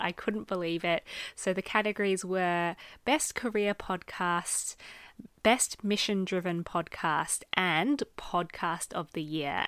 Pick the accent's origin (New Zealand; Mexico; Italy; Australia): Australia; moved away as an adult; now in United Kingdom; am an Australian living in the U K